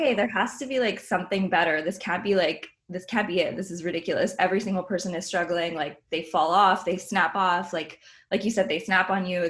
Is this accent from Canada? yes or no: yes; Montreal, Quebec, Canada